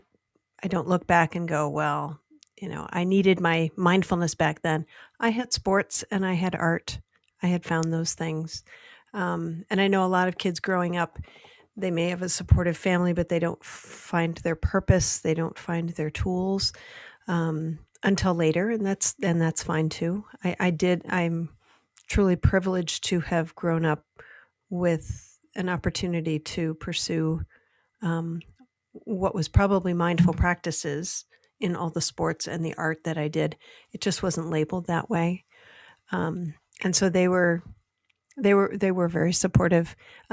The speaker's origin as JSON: {"language": "English", "region": "Michigan", "country": "United States", "tie": "born or raised there"}